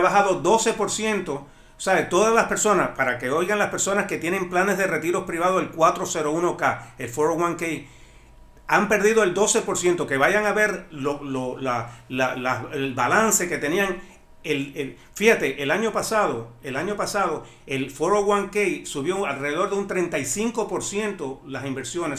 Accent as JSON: {"language": "Spanish", "country": "Cuba", "also_born_or_lived": "Miami-Dade County", "moved": "yes", "lives_now": "Miami, United States", "said": "tú y yo venimos del mismo lugar de Cuba"}